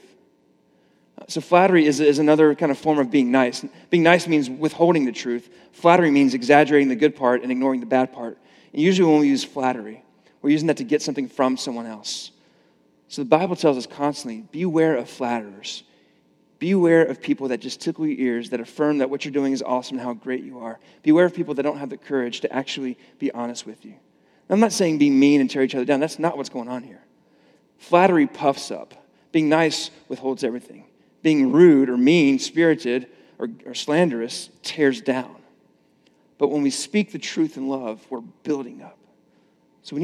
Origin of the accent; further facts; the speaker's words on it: the South, United States; I grew up in the South